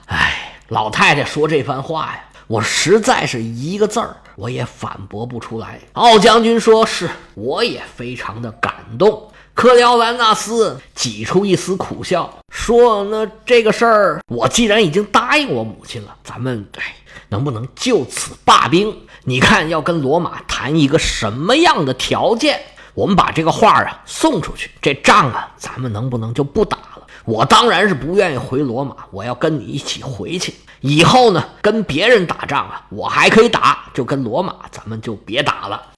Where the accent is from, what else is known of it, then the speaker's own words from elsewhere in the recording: China; 我们中国人